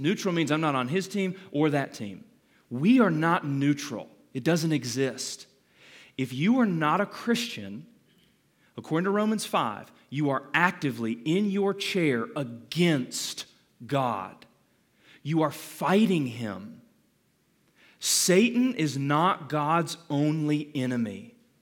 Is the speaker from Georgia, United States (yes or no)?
yes; Calhoun, Georgia, United States; I was born in Calhoun, um, thirty minutes up the road from here